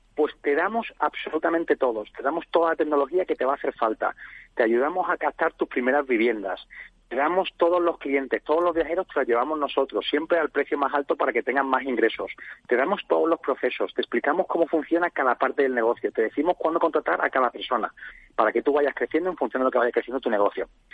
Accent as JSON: {"language": "Spanish", "town": "Jerez de la Frontera", "region": "Andalusia", "country": "Spain", "said": "como puedes ver por mi acento yo soy de Jerez de la Frontera"}